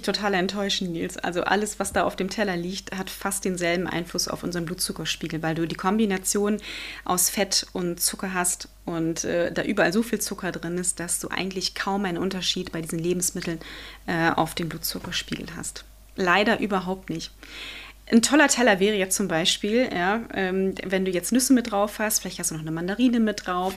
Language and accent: German; Germany; bei uns in Deutschland